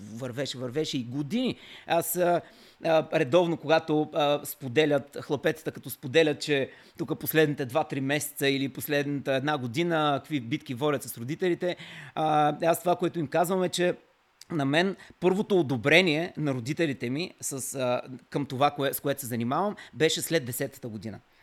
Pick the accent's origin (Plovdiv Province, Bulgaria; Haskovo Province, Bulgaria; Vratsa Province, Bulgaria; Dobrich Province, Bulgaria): Dobrich Province, Bulgaria; Kavarna; съм роден в Каварна